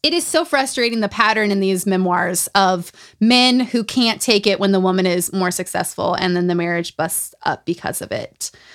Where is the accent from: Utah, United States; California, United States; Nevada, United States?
Utah, United States; Growing up in Utah